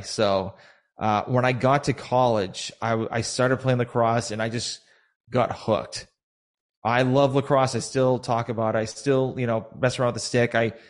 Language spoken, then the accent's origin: English; Sharon, Massachusetts, United States; So I was originally from Massachusetts. I used to live in this very small town. Now it's actually pretty big now, called Sharon, Massachusetts.